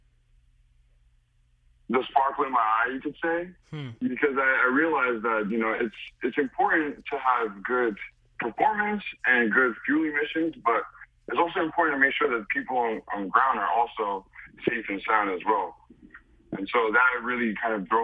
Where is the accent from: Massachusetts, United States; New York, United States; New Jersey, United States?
New York, United States; New York City; moved away as an adult; also born or lived in Hartford, Connecticut; I'm originally from the Bronx, New York